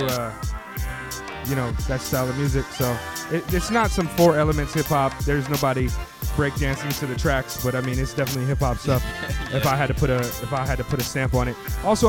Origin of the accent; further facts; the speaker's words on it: West Coast, United States; I had a hard time growing up in the West Coast with that affection.